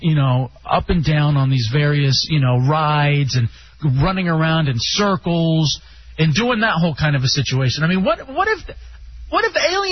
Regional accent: Texas, United States; moved away; also born or lived in Michigan; Growing up in Texas

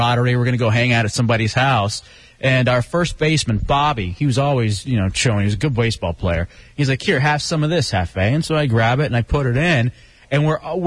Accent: Dallas, Texas, United States; also born or lived in Grand Prairie, Texas; growing up in Dallas, Texas, living in the burbs and Grand Prairie

